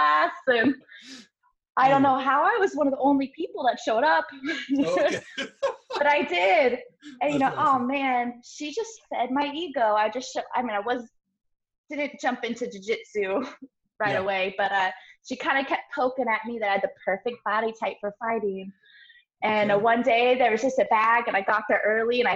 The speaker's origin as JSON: {"language": "English", "town": "Portland", "region": "Oregon", "country": "United States", "tie": "born or raised there", "moved": "as an adult", "lives_now": "Florida, United States", "said": "I was born and raised in Portland, Oregon"}